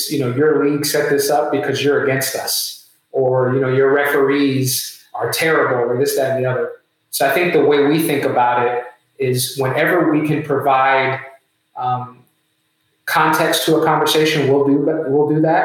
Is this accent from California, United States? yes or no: no; New York City, New York, United States; I was born in the Bronx